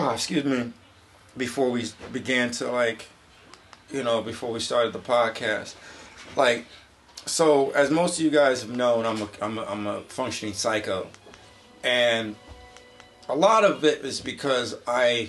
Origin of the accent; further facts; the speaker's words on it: New Britain, Connecticut, United States; moved away; I was back in my hometown in New Britain